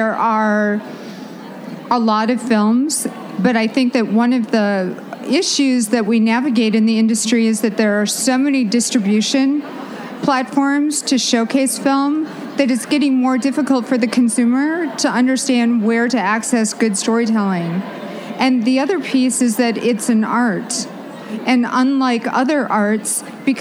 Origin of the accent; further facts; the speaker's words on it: Minneapolis, Minnesota, United States; in the Twin Cities, in my hometown, with my hometown audience